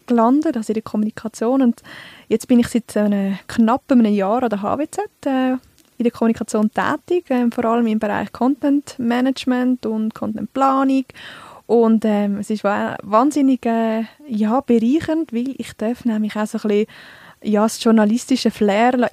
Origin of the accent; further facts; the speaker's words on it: Altdorf, Uri, Switzerland; ich bin in Altdorf im Kanton Uri, also im schönen Urnerland, aufgewachsen. Und ja, ich rede Dialekt nicht.